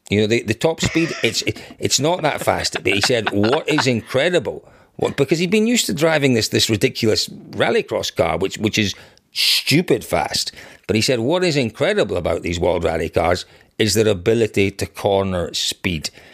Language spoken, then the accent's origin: English; Scotland, United Kingdom; growing up in Scotland